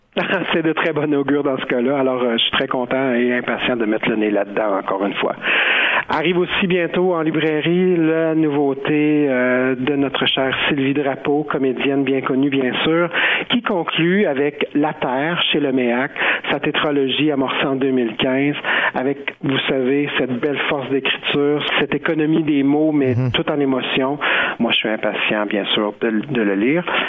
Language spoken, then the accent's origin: French; Quebec, Canada; chez nous au Québec